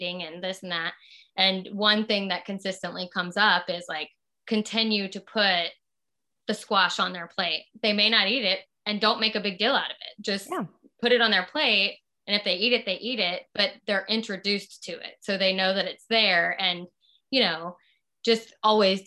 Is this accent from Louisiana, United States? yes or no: yes; Southern Louisiana, United States; moved away; I'm from Southern Louisiana and there's rice with everything.